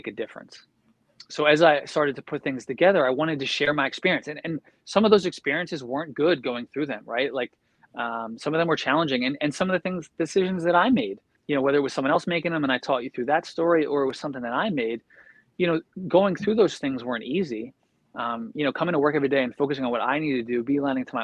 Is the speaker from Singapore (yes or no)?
no; Philadelphia, Pennsylvania, United States; I'm from Philly